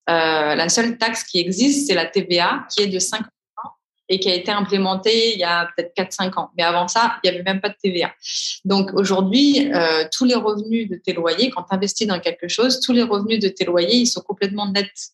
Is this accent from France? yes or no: yes; Paris, Île-de-France, France; moved away as an adult; now in Dubai, United Arab Emirates; je suis de Paris